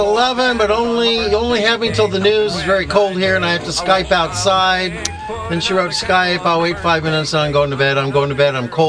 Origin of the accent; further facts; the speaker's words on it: Torrance, California, United States; also born or lived in Hawthorne, California / Hollywood, California; I was born in Hollywood Presbyterian and raised in Hawthorne and then Torrance, so I know the area.